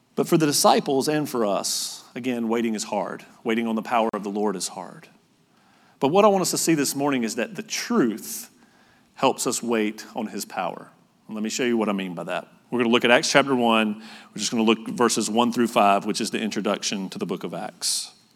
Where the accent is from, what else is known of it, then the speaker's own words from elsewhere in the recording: North Carolina, United States; moved away as an adult; also born or lived in Utah; I'm from North Carolina